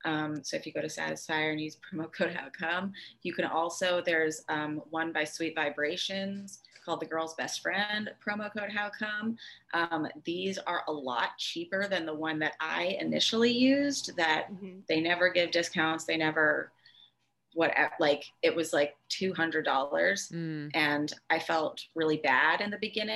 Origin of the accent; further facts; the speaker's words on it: New York City, New York, United States; I grew up in Manhattan